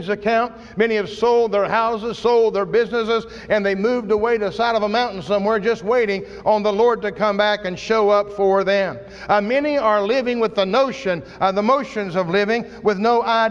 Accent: United States; As an American, as a Christian living in America

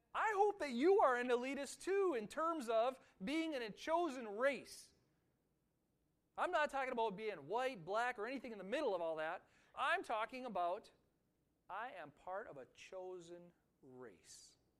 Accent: United States; being an American

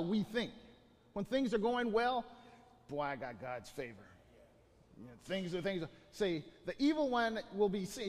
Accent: Bakersfield, California, United States; civil engineer by vocation, from Bakersfield

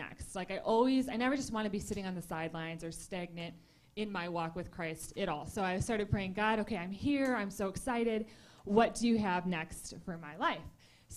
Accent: Michigan, United States; moved away as an adult; also born or lived in Tulsa, Oklahoma; I grew up here in Michigan, and then I moved away when I was 18 to Tulsa, Oklahoma to go to school

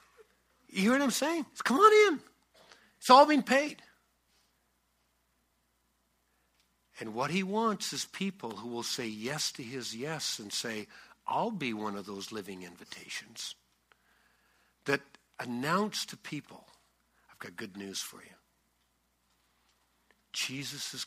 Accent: Canada; I'm Canadian and left-handed.

